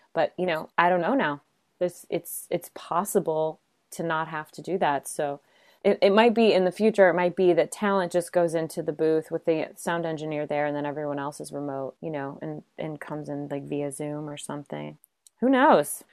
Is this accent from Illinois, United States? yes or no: yes; Chicago, Illinois, United States; moved away; also born or lived in Los Angeles / New York City; I hail originally from Chicago, so I'm a Midwesterner at heart